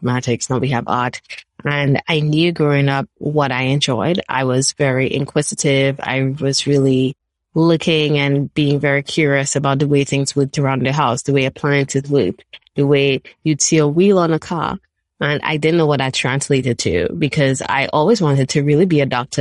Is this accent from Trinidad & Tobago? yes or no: yes; Trinidad & Tobago; moved away as an adult; now in United States; I'm actually originally from Trinidad and Tobago. I'm a Trini girl at heart. I grew up there